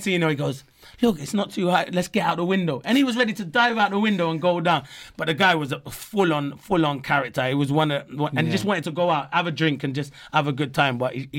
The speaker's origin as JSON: {"language": "English", "region": "England", "country": "United Kingdom", "tie": "born or raised there", "said": "I was born in England."}